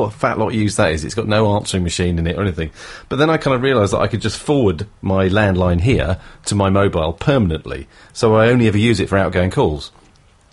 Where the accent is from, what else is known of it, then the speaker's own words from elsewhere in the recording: South of England, United Kingdom; accent: newsreader south of England; I particularly have a really dull newsreader south of England accent